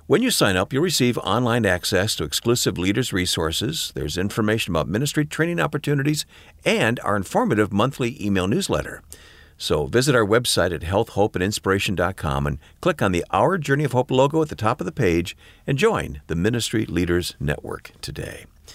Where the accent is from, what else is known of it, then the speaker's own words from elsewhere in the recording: Flint, Michigan, United States; I won't tell you what year I was born in Flint, Michigan, but I was born in Flint, Michigan.